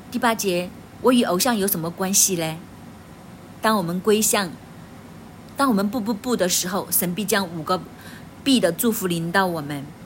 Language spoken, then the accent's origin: Chinese; China; 我们中国人